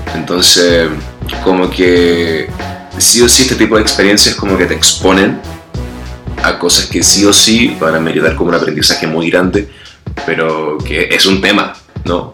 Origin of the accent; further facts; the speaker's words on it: Santiago, Santiago Metropolitan Region, Chile; moved away as an adult; now in Mexico City, Mexico; soy chileno, eh, de Santiago de Chile.